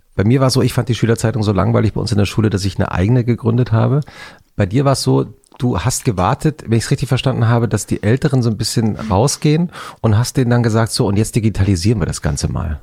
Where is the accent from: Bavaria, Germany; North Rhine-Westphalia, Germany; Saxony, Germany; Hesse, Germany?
Hesse, Germany; Langgöns; moved away; in die lokale Disco äh, in Langgöns, wo ich herkomme, hieß sie Hardrock.